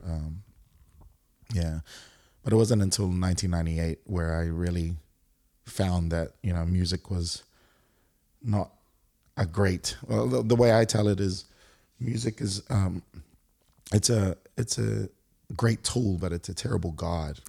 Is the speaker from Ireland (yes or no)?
no; Auckland, New Zealand; moved away as an adult; also born or lived in Singapore; now in Brisbane, Australia; born and raised in Auckland, New Zealand